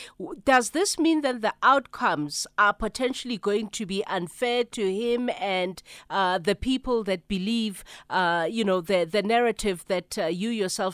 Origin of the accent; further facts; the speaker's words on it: South Africa; part of the challenge of being South African